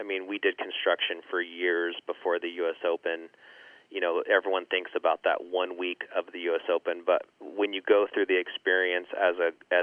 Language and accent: English; Northern California, United States; a born and raised California boy